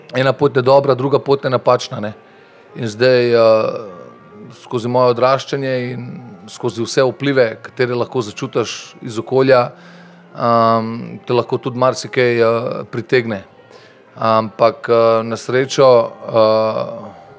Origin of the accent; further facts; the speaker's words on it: Ljubljana, Slovenia; also born or lived in Medvode; Jaz sem rojen v Ljubljani